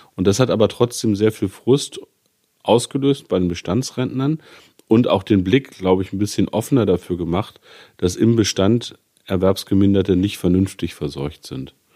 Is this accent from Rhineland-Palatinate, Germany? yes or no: no; Gifhorn-Peine, Lower Saxony, Germany; meinen Wahlkreis Gifhorn-Peine. Das ist meine Heimat.